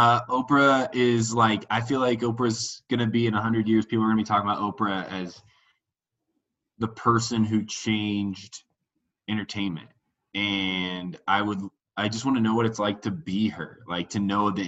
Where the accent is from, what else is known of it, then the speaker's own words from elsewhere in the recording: Indiana, United States; moved away as an adult; also born or lived in Denver; I grew up in Indiana, small Midwestern town, and I'm only child